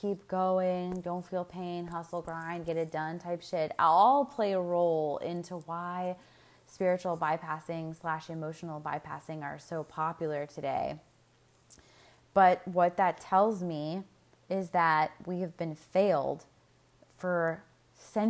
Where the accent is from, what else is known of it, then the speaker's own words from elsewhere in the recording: United States; I'm speaking as an American, we as Americans